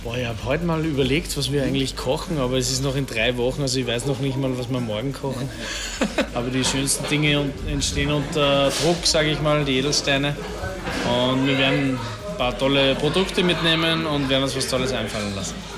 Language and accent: German; Austria; bei uns in Österreich